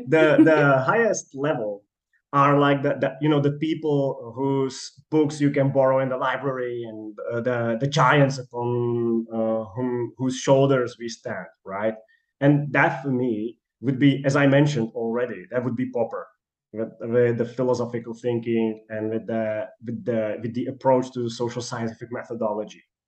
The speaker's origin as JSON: {"language": "English", "country": "Czechia", "moved": "as an adult", "lives_now": "Manchester, United Kingdom", "said": "I applied for Charles University in Prague because I'm from Czechia"}